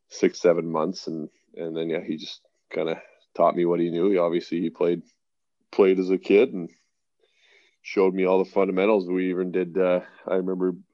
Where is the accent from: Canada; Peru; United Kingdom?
Canada; Regina, Saskatchewan; born there; also born or lived in Newmarket, Canada; Yes, so I was born in Regina. Uh, only was there for about six months.